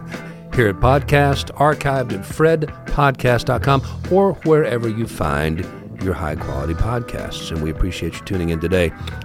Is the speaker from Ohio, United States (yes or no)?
yes; Ohio, United States; In the neighborhood that I grew up in Ohio, we never, ever, ever were bored.